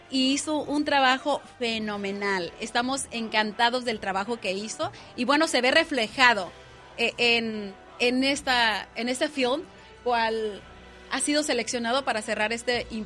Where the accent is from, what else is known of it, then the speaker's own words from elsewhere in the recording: Mexico; Estamos muy contentos como mexicanos, como latinos